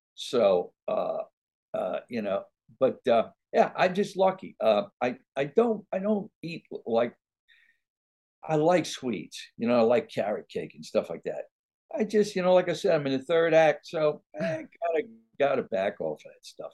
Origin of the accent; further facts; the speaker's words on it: New Orleans, Louisiana, United States; also born or lived in Hollywood; now in Baton Rouge, United States; I'm in Baton Rouge, Louisiana now. Oh, uh, oh, I was born and raised in New Orleans